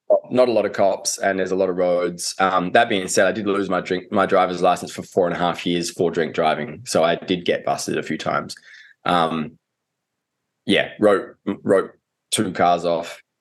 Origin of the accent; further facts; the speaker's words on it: Adelaide, South Australia, Australia; I grew up in Adelaide. Uh, and down in Adelaide, we don't even have rugby.